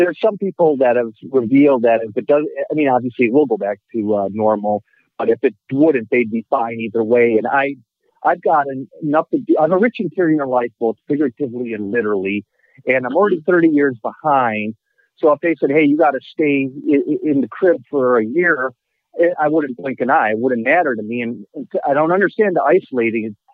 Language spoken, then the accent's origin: English; Milwaukee, Wisconsin, United States; I'm actually from Milwaukee and live in Milwaukee.